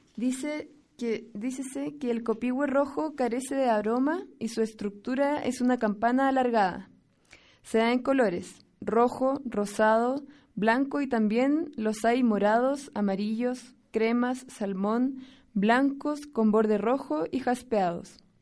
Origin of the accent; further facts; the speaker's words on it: Chile; moved away as an adult; now in San Pedro y San Pablo Ayutla, Mexico; vengo de Chile, del país más al sur de nuestro continente